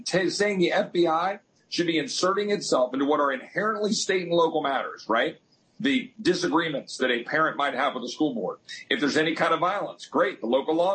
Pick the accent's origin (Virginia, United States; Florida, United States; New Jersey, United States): Virginia, United States; Loudoun County; now in Texas, United States; my mom and dad moved up to that neck of the woods in northern Virginia, and so I grew up in Loudoun County proudly